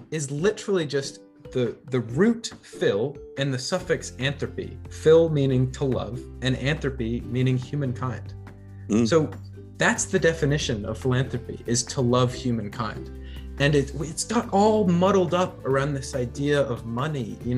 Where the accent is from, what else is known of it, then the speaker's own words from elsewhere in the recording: United States; now in New Zealand; guess from my accent, I'm I'm from the states originally.